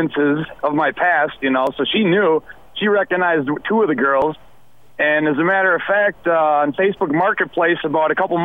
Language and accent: English; Racine, Wisconsin, United States; I'm from Racine